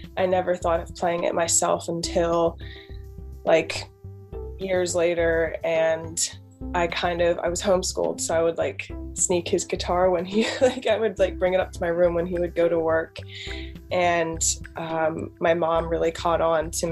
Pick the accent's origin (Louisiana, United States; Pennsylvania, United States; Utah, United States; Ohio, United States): Pennsylvania, United States; I'm in Pennsylvania, born and raised here. But yeah, that's where I'm from.